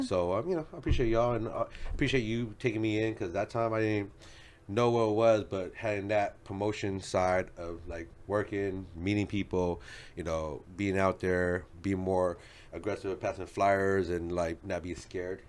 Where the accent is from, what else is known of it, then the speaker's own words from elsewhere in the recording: Federal Way, Washington, United States; also born or lived in Los Angeles; I grew up in Federal Way